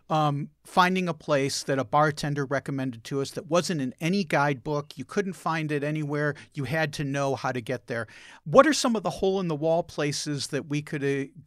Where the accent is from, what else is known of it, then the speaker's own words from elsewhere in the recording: United States; As an American going down there